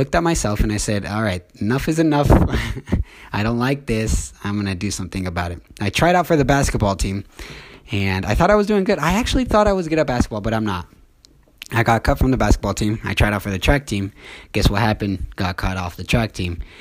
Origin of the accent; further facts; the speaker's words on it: Orem, Utah, United States; I'm from Orem, Utah. I've lived here my whole life